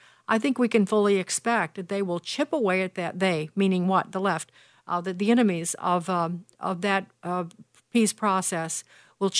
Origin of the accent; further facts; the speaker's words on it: United States; as an American